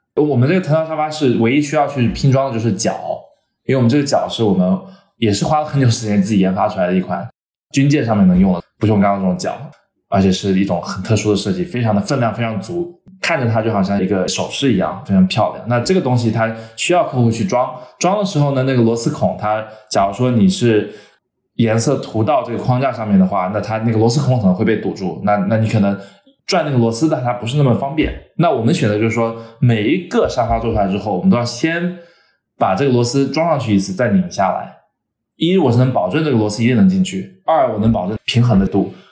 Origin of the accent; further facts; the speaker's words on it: the American South, United States; also born or lived in China; now in Los Angeles, United States; 我小时候其实是美国南方长大的